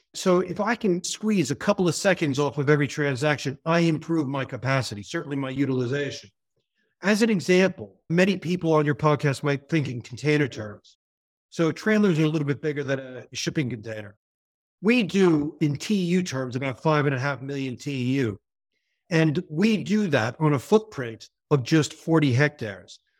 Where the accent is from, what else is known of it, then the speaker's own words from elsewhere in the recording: New York area, United States; accent: American; moved away as an adult; now in United Kingdom; you hear from my accent, I'm American from New York, the New York area. But I spent most of my adult life abroad and generally in the British Isles and the U K specifically